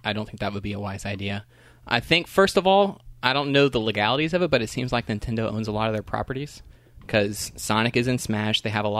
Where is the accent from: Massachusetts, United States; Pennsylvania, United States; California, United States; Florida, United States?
Florida, United States; Orlando; Born and raised in Orlando.